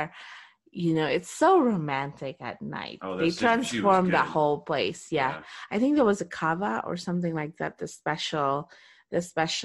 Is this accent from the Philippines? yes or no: yes; Philippines; I'm Filipino